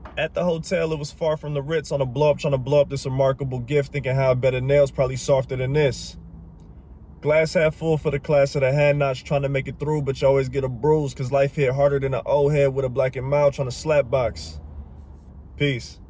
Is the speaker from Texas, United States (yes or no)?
no; Pontiac, Michigan, United States; moved away; also born or lived in Atlanta, Georgia; I'm from Pontiac, Michigan, by way